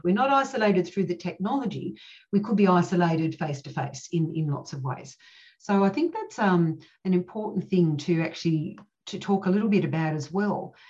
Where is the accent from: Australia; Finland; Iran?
Australia; Cooma, New South Wales; I grew up in Cooma